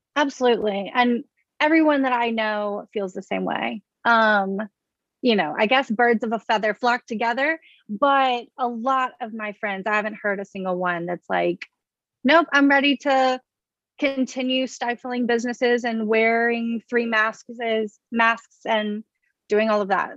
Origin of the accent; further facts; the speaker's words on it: Baton Rouge, Louisiana, United States; moved away as an adult; now in Washington, D.C., United States; I'm from Baton Rouge, Louisiana. So, down south